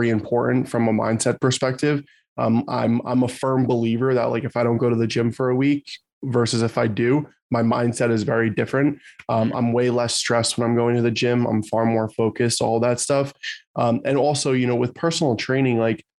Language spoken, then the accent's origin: English; New Jersey, United States; I'm from New Jersey